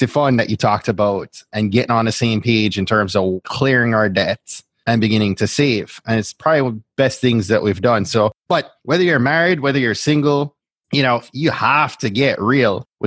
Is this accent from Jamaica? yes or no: yes; Jamaica; the Jamaican I am